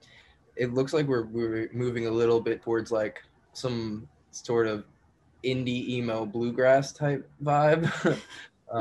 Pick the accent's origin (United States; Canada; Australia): United States; Long Island, New York; moved away as an adult; now in Columbia, United States; Originally, I'm from Long Island, New York